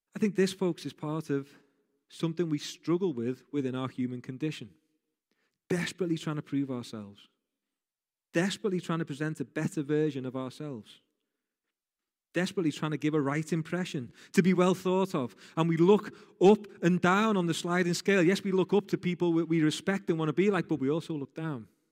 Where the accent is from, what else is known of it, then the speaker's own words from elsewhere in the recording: Rainhill, North West England, United Kingdom; I grew up in a place called Rain Hill. So that means I'm a woolly back for those people from Liverpool